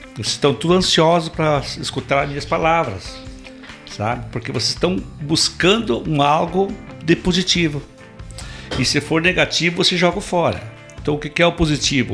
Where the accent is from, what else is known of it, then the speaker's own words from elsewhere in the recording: Videira, Santa Catarina, Brazil; also born or lived in Curitiba; now in Caçador, Brazil; eu sou natural de Videira, Santa Catarina. Videira